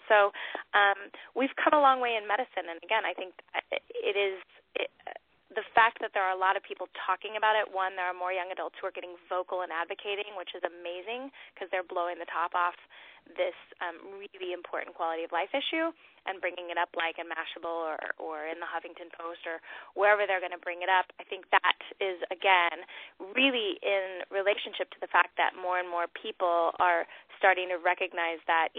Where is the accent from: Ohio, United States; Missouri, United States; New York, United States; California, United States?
California, United States; I'll date myself by that, and also I came from Southern California, but I love that word, rad.